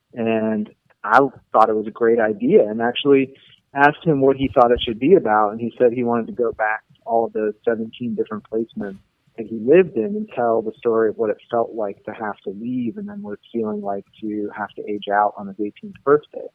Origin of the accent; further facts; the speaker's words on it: Pittsburgh, Pennsylvania, United States; moved away as an adult; also born or lived in Missoula, Montana; I'm from Pittsburgh originally, and I was born and raised there